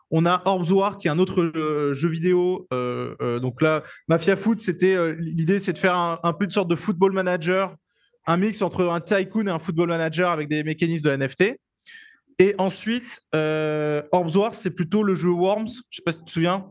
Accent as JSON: {"language": "French", "country": "France", "said": "je suis français"}